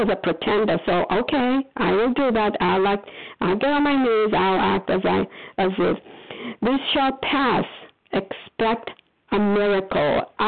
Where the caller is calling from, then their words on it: Foxborough, Massachusetts, United States; I am calling from Foxborough, Massachusetts